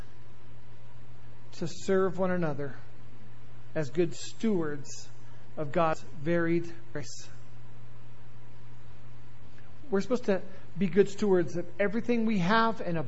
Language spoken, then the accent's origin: English; the South, United States; I am from the South